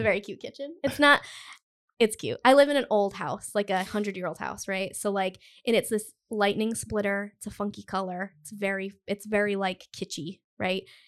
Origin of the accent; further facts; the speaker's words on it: Cumberland, Rhode Island, United States; I grew up in Cumberland, which is, like, there's no main street in Cumberland